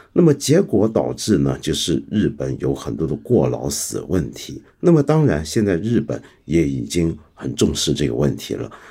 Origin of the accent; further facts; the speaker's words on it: Hong Kong; 我是个香港人嘛